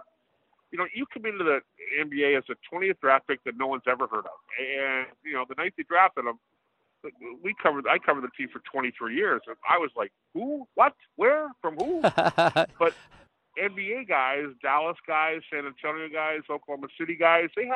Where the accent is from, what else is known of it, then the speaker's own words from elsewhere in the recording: a suburb of Toronto, Ontario, Canada; my hometown, a suburb of Toronto